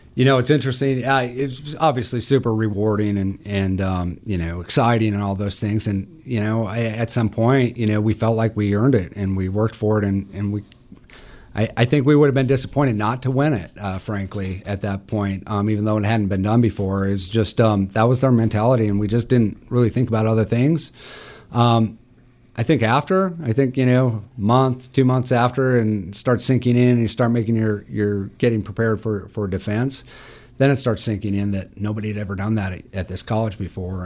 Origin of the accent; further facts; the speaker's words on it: Butte, Montana, United States; also born or lived in Great Falls, Montana / Helena, Montana; now in Missoula, United States; I grew up in Butte